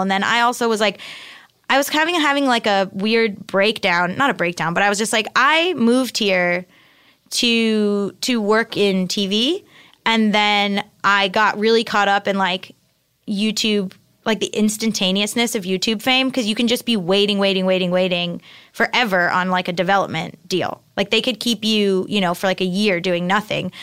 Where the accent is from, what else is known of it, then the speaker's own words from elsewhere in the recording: Hollywood, Florida, United States; moved away as an adult; also born or lived in Boston / New York; I'm from South Florida, uh, like Hollywood Beach area, and, uh, and my parents are still there